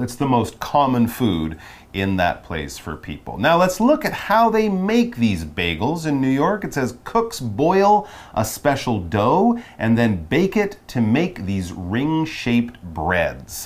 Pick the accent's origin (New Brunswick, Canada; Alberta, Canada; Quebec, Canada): Quebec, Canada; Montreal; I'm from Montreal, Canada